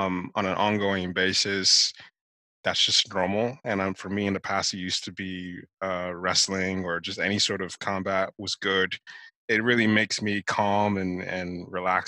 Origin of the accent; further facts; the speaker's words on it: Nigeria; now in United States; growing up in Nigeria